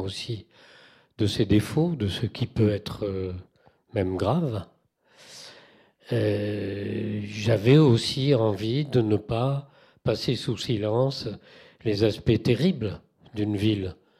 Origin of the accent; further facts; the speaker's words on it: Toulouse, Occitania, France; moved away; j'ai quitté Toulouse 33 ans, j'ai compté, ça fait long, mais je suis quand même toulousain